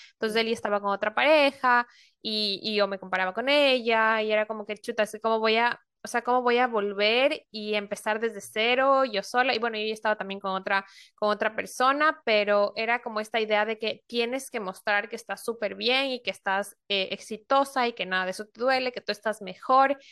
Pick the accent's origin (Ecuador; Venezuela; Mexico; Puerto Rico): Ecuador; moved away as an adult; also born or lived in Spain; now in Norway; yo soy ecuatoriana y vivo en Europa, vivo ahorita en Noruega